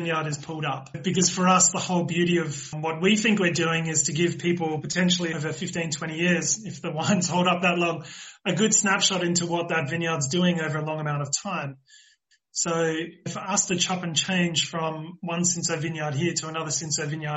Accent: Australia; now in South Africa; I'm the Australian side

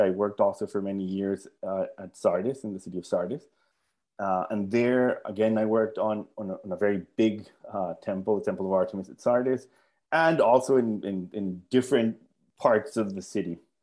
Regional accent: Colombia; moved away as an adult; I was born in Colombia, and I grew up in Colombia.

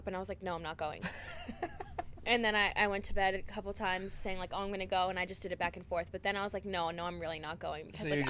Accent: Tyngsborough, Massachusetts, United States; my hometown is like 15 minutes from here. So where are you from again? Tingsboro, Massachusetts.

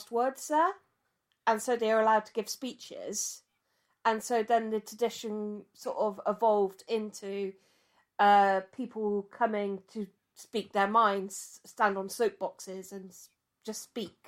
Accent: United Kingdom; We're British

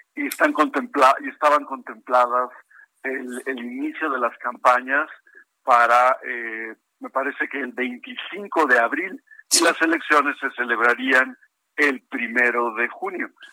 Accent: Mexico; nosotros como mexicanos

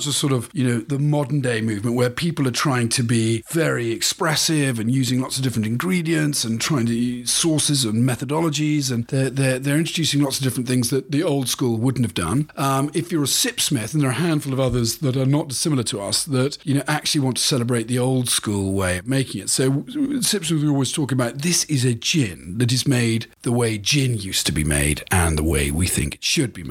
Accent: Cornwall, South West England, United Kingdom; moved away as an adult; also born or lived in United States; He and I grew up together in Cornwall.

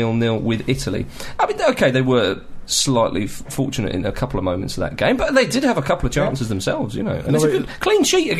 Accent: Scotland, United Kingdom; I grew up in Scotland.

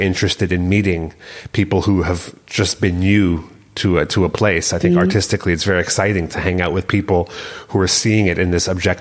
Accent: Canada; moved away as an adult; also born or lived in Berlin; as a Canadian, as a foreigner

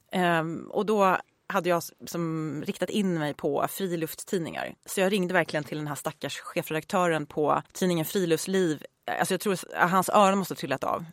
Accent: Uppsala, Uppsala County, Sweden; Jag är född och uppvuxen i Uppsala

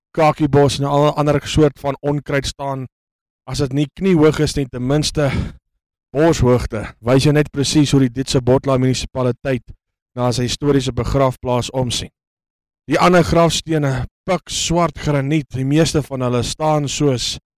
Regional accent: South Africa; also born or lived in Johannesburg / Lichtenburg; ek is die eerste Suid-Afrikaner

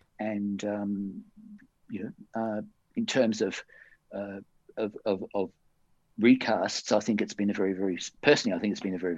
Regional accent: Perth, Western Australia, Australia; moved away; I came over here from Perth in 79, a year after I'd been here. You know what I mean? The people from Perth in my past were in my past

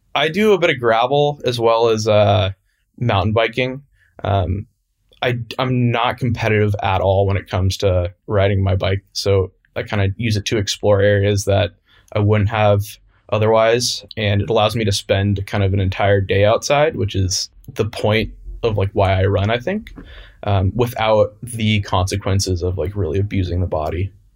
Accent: San Francisco, California, United States; I grew up in San Francisco, uh, California, still here today

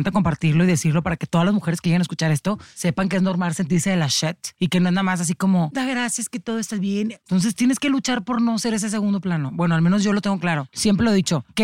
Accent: Tijuana, Baja California, Mexico; yo soy de Tijuana

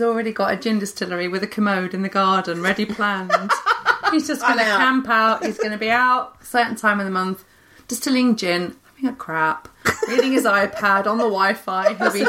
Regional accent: Leicester, East Midlands, United Kingdom; I'm from Leicester.

